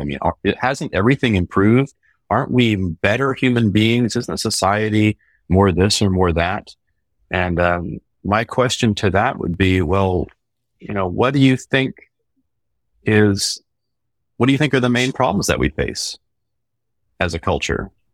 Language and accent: English; Baltimore, Maryland, United States; I grew up in Baltimore in an Irish music community